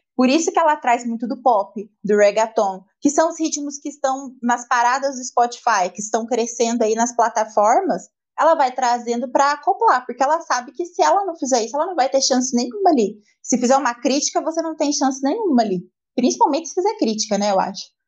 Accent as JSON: {"language": "Portuguese", "region": "interior of São Paulo", "country": "Brazil", "said": "Eu entendo muito mais uma letra de modão que fala do interior de São Paulo, que é de onde eu sou"}